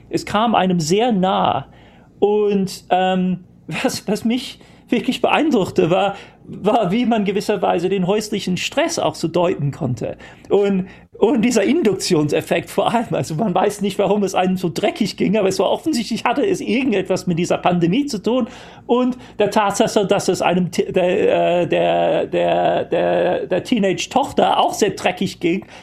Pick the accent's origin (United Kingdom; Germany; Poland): United Kingdom; born there; first language English; German is a second language; Ich, ich, ich, bin zwar gebürtiger Brite und ähm, Muttersprachler auf Englisch, aber ähm, meine, meine, die prägende Zeit meiner, meiner, meiner Jugend und äh